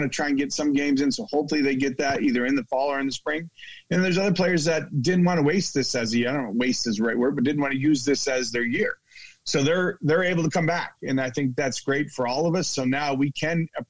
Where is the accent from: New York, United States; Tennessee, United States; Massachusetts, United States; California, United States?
New York, United States; upstate; moved away; I'm from New York. We both grew up in those states where it's very, very cold